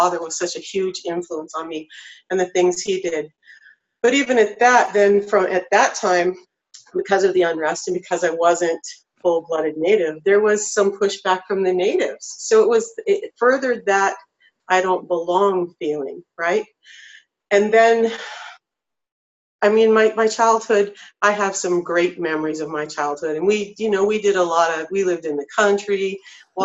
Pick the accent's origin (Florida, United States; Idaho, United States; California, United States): Idaho, United States; North; I grew up in North Idaho